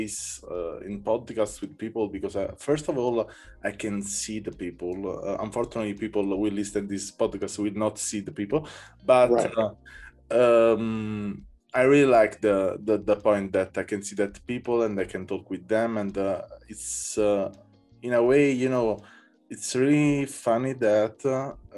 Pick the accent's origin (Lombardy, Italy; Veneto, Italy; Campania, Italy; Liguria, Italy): Campania, Italy; Naples; English is a second language; I come from Naples